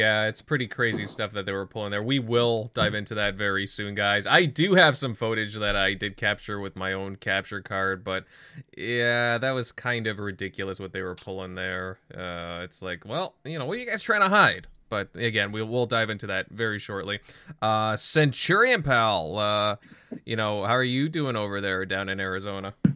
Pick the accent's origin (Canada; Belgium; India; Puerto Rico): Canada; me and General M L D, we're from Canada